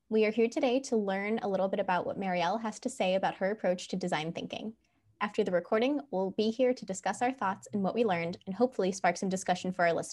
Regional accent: Chicago, Illinois, United States; now in New Orleans, United States; and I'm originally from Chicago, Illinois.

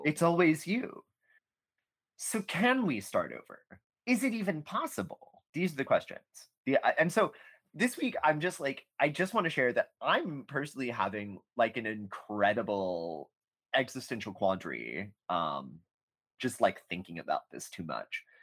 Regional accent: United States; as an American

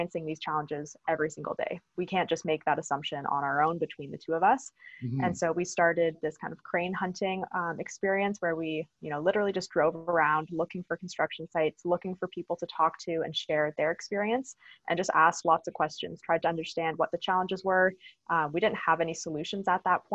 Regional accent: Stratford, Ontario, Canada; So I grew up in Stratford, Ontario, so small town

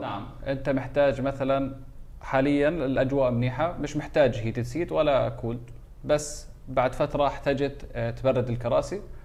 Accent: Jordan; عندنا في الاردن

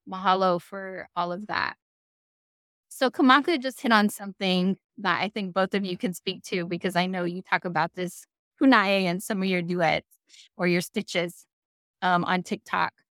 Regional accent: Kailua, Hawaii, United States; moved away; this is where I'm from.

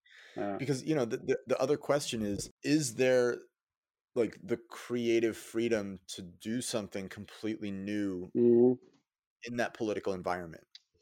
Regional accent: Boston, Massachusetts, United States; moved away as an adult; now in West Coast, United States; I moved to the West Coast. Yeah. And now I've been here for 10, 12 years, and I still know, like, I am from New England. I'm from Boston. That is who I am. Because I grew up there.

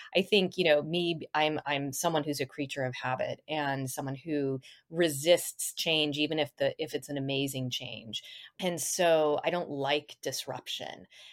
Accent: Boulder, Colorado, United States; moved away; also born or lived in Kirkland, Washington; Boulder, Colorado, my hometown

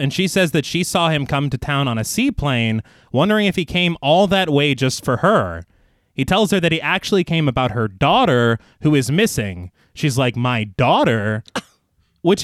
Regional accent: United States; maybe just as an American.

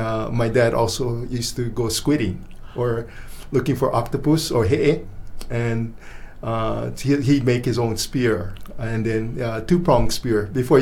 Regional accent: Kaneohe, Hawaii, United States; moved away as an adult; now in Maui, United States; So I grew up in Kaneohe, and in Kaneohe, I went to school. First I grew up in Kaneohe, and what was interesting was that we lived on the windward side

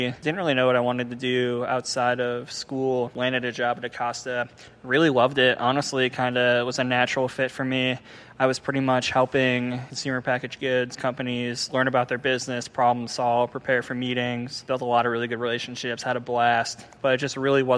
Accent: Cleveland, Ohio, United States; I grew up in Cleveland

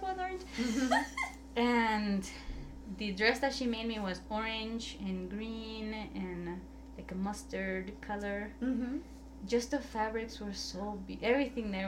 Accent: El Salvador; moved away; I was like from El Salvador.

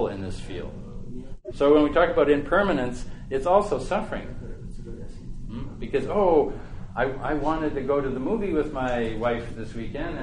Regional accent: Western Canada, the Prairies, Canada; I'm from the prairies. I'm from Western Canada.

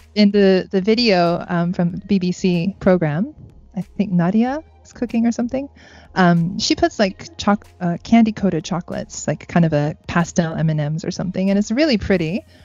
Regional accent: United States; now in Japan; me being American

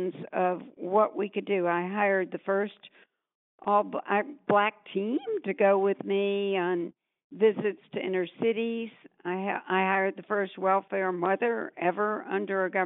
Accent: Atlanta, Georgia, United States; moved away; I grew up in Atlanta, Georgia, in a time where not only women and girls, but people of color really were repressed from leadership

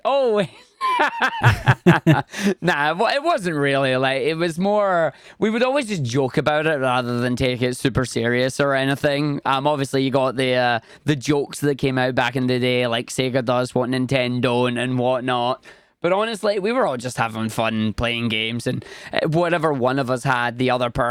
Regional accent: Scotland, United Kingdom; No, I'm from the other Irish country. I'm from Scotland. born and raised here, and that's where I am.

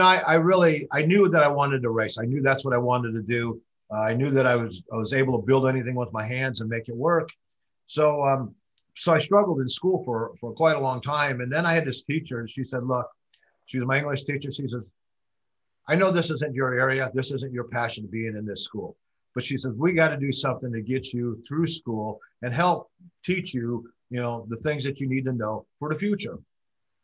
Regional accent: Chicago, Illinois, United States; I grew up in Chicago, Illinois

